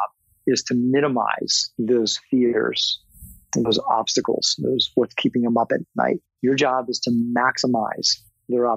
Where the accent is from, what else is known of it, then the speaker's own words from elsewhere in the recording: Northern Virginia, United States; also born or lived in Florida; I grew up in Virginia, Northern Virginia